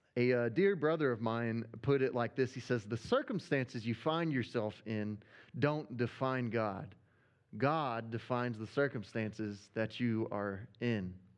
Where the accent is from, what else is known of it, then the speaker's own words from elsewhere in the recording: Arkansas, United States; accent: Arkansas; my Arkansas accent